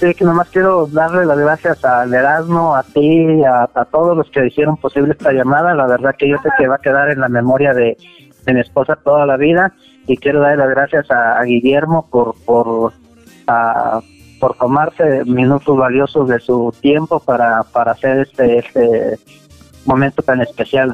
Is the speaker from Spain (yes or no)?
no; Michoacán, Mexico; moved away; De Michoacán